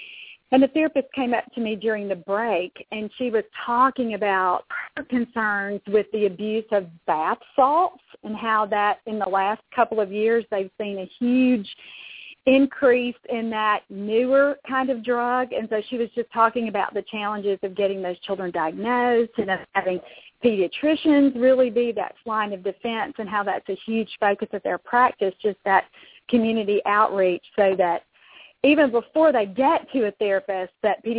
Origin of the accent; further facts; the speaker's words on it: Kentucky, United States; I'm from Kentucky